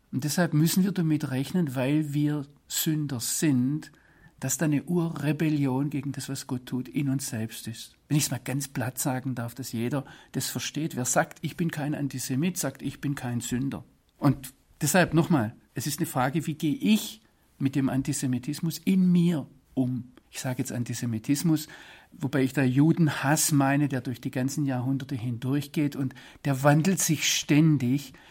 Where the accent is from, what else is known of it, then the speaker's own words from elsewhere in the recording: Swabia, Germany; moved away as an adult; now in Israel; als Schwabe